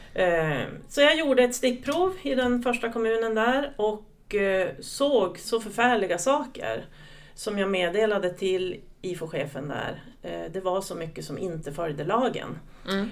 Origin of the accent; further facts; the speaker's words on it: southern Lapland, Sweden; accent: Norrland dialect; Kommer från en liten kommun i södra Lappland. Mm. Så att om någon tycker att jag pratar norrländska så kan det stämma